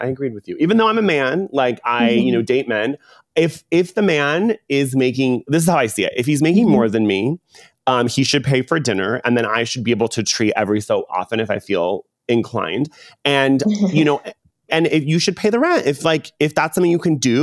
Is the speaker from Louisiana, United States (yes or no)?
no; Orange County, California, United States; growing up in Orange County